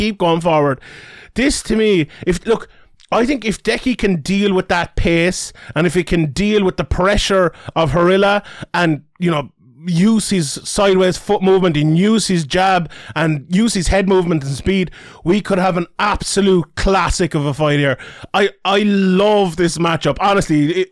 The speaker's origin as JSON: {"language": "English", "country": "Ireland", "said": "I'm Irish"}